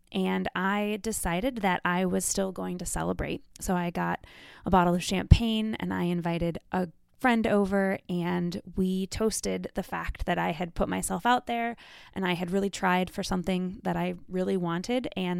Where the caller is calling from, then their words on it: Chicago, Illinois, United States; I'm from Chicago, Illinois.